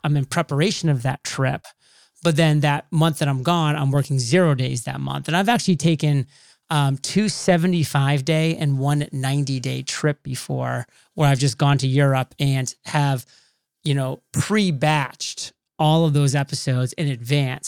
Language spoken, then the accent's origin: English; Maine, United States; moved away as an adult; also born or lived in Rhode Island; I'm a boy from Maine, very small town, so I grew up kind of in that nice little homegrown environment